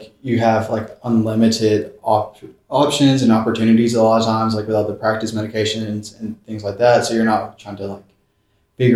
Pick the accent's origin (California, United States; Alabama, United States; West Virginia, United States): Alabama, United States; I'm from Alabama